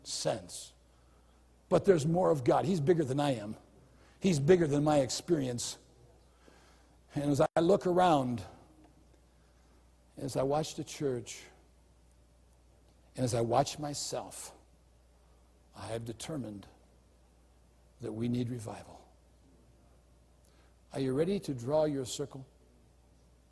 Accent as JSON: {"language": "English", "country": "United States", "said": "as an American"}